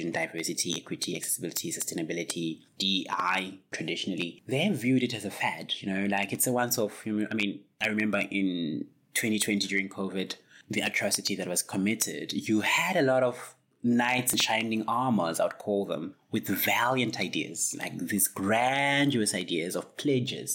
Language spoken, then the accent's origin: English; South Africa; as a South African person who's lived basically my whole life in South Africa